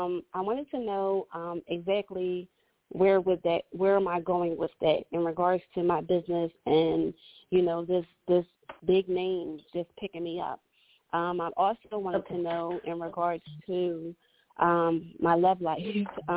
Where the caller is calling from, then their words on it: Philadelphia, Pennsylvania, United States; I'm calling from the Philadelphia area as well.